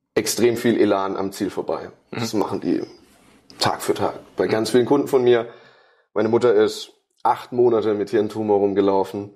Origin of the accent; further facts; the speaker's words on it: Karlsruhe, Baden-Württemberg, Germany; ich komme aus Karlsruhe